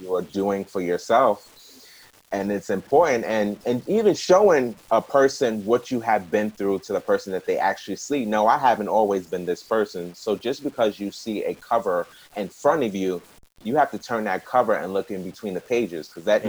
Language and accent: English; New York, United States; I'm not from New Jersey, I'm from New York. It's easier in New York because we got trains and buses everywhere.